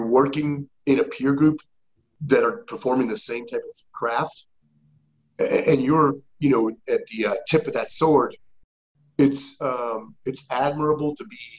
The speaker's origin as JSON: {"language": "English", "region": "Connecticut", "country": "United States", "tie": "born or raised there", "moved": "as an adult", "said": "I grew up in Connecticut"}